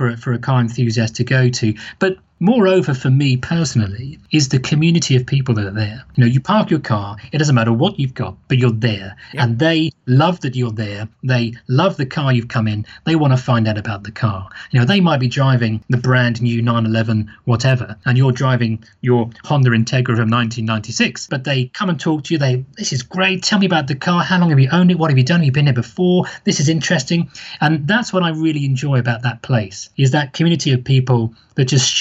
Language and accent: English; United Kingdom; I'm British